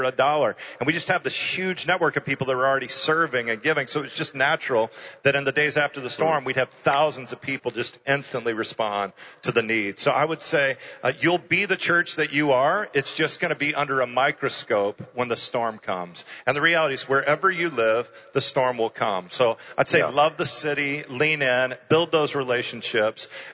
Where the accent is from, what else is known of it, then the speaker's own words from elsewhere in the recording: Houston, Texas, United States; I ended up starting a church in my hometown in Houston